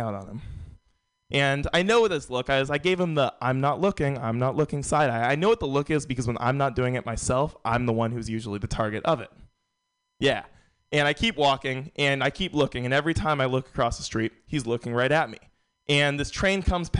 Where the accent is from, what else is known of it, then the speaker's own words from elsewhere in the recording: San Francisco, California, United States; moved away as an adult; also born or lived in Vermont; I am born and raised in San Francisco